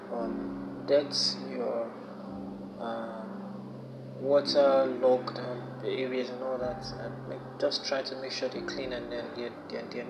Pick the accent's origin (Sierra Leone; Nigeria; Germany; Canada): Nigeria; here in Nigeria, my home country